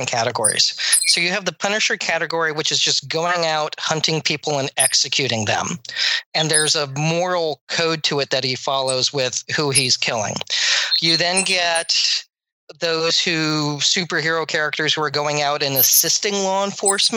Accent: United States

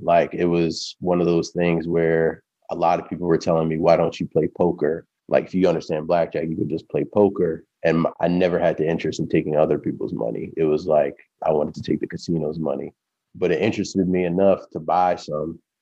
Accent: Baltimore, Maryland, United States; I'm originally from Baltimore, Maryland, born and bred.

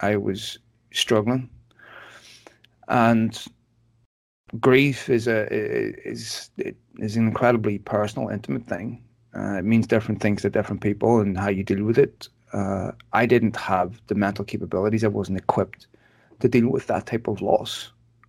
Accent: Belfast, Northern Ireland, United Kingdom; I was born in Belfast in the 70s. I grew up there.

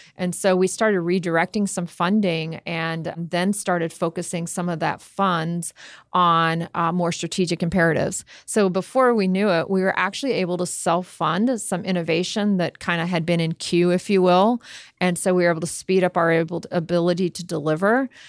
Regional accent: Miami, Florida, United States; also born or lived in Jamaica / Tampa Bay, Florida; I spent most of my life in Miami, Fort Lauderdale. Grew up there.

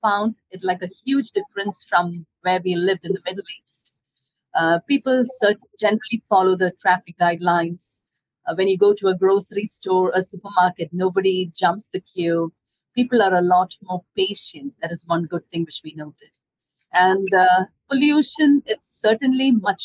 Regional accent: India; moved away as an adult; also born or lived in Dubai, United Arab Emirates / Abu Dhabi, United Arab Emirates; now in Florida, United States; I'm from India. I graduated

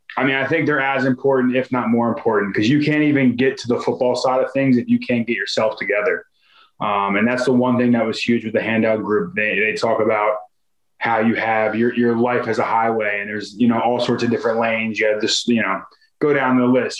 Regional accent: Philadelphia, Pennsylvania, United States; moved away as an adult; also born or lived in New York; now in Arizona, United States; I'm from Philadelphia. I'm from like the suburbs of Philadelphia. So it must just be the Philly in me

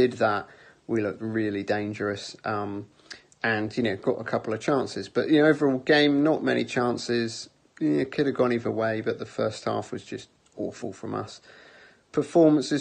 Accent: Bournemouth, South West England, United Kingdom; now in San Francisco, United States; I grew up in the Bournemouth area, grew up watching the team in the Harry Redknapp days

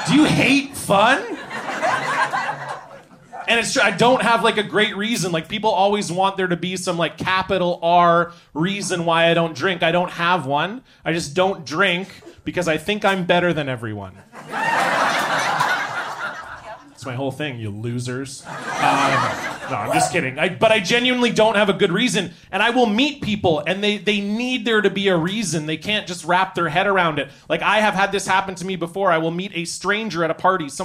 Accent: Ontario, Canada; moved away; I'm from Ontario originally

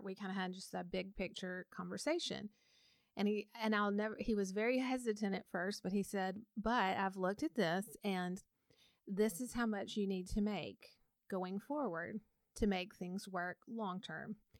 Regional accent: Montgomery, Alabama, United States; I grew up in Montgomery, Alabama

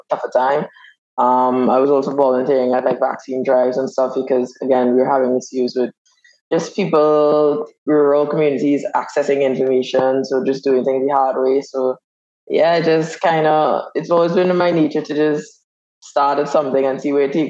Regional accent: Trinidad & Tobago; moved away as an adult; also born or lived in Canada; I born and raised in Trinidad and Tobago.

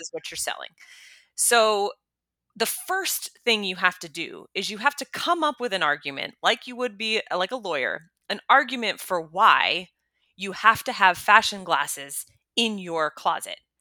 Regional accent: United States; me as an American woman

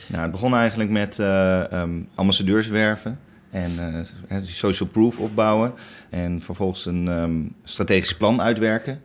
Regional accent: Netherlands; als Nederlanders

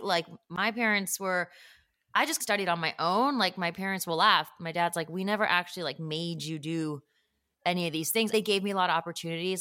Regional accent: Northbrook, Illinois, United States; moved away; I grew up actually around a lot of Korean people. Just there were a lot of Koreans in the suburb

